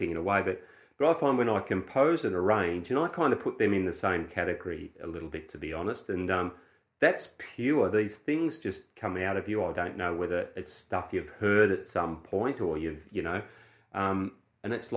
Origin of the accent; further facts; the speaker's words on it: Australia; I'm an Australian guy